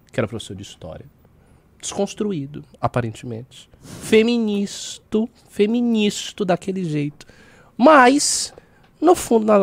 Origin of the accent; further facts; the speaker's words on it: Northeast Region, Brazil; now in São Paulo, Brazil; Eu se diz que eu sou nordestina, eu sofro isso na pele aqui em São Paulo.